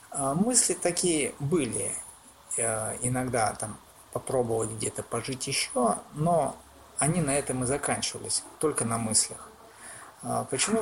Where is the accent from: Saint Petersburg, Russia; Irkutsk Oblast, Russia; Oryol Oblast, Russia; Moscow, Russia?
Oryol Oblast, Russia; Oryol; also born or lived in Omsk; Хоть я и родился в Омске, но в Орле всю свою жизнь практически прожил